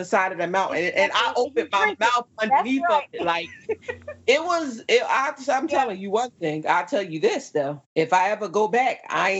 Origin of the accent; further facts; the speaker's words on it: New Jersey, United States; They were like, oh, where are you from? I was like, New Jersey.